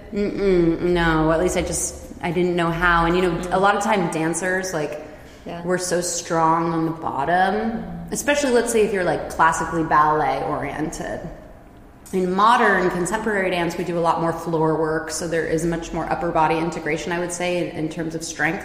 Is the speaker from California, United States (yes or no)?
yes; Silicon Valley, California, United States; moved away as an adult; also born or lived in San Francisco Bay Area / San Diego; now in Basel, Switzerland; I was originally born in like the San Francisco Bay Area. I basically grew up in Silicon Valley